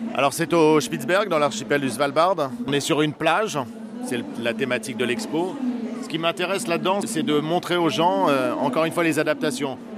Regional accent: Normandy, France; chez moi en Normandie

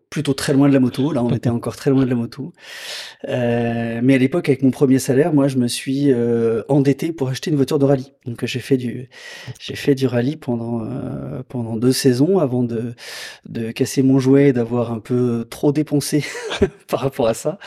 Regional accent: Lyon area, Auvergne-Rhône-Alpes, France; moved away as an adult; revenir dans ma région natale

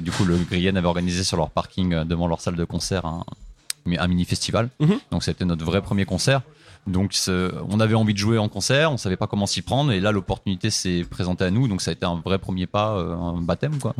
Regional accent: Compiègne, Hauts-de-France, France; prof de guitare à, Compiègne, là où j'ai grandi

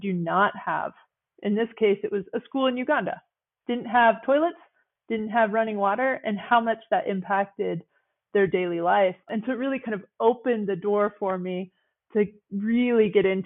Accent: Big Timber, Montana, United States; also born or lived in East Coast / New York; Big Timber is in Montana in the United States. It's a very rural ranching, agricultural community. And I grew up here

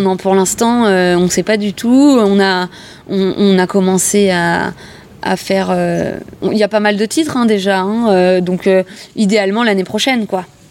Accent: Montreuil, Île-de-France, France; also born or lived in Les Lilas; je suis née ici. Euh, enfin, je suis née au Lila, euh, mais ça reste le 93, ça reste l'Est parisien. et, euh, et puis j'ai grandi, j'ai fait vraiment maternelle, primaire

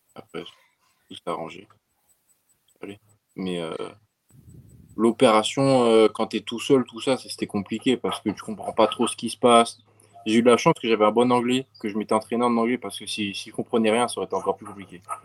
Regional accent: Montpellier, Occitania, France; now in United States; je viens de Montpellier, du, du sud de la France

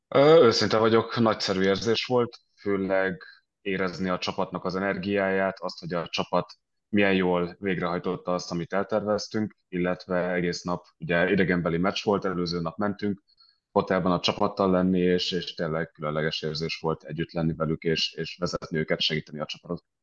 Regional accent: Budapest, Hungary; moved away as an adult; also born or lived in London / Denmark; now in Stockholm, Sweden; szinte egész életemben Budapesten éltem, előtte éltem Londonban

